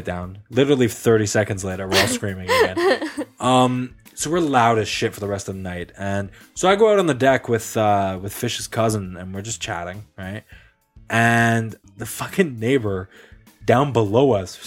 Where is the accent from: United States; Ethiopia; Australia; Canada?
Canada; we're Canadian